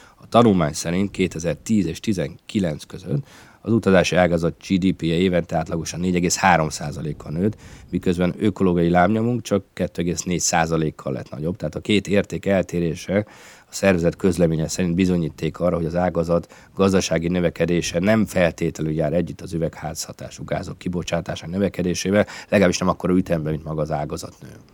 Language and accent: Hungarian; Siófok, Somogy, Hungary; szülővárosomból, Siófokról kapcsolódok be a felvételbe